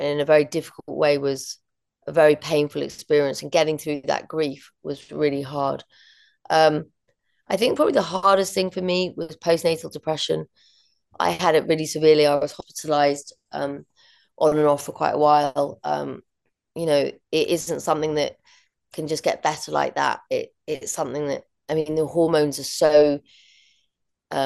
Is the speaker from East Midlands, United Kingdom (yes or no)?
no; London, United Kingdom; growing up in London and always being in a city